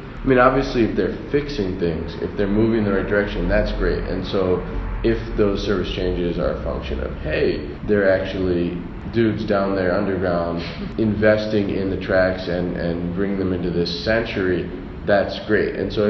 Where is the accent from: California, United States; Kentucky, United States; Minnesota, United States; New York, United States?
New York, United States; New York City; And as a New Yorker, you just feel this existential sense of dread, and you're like, how can I live in this place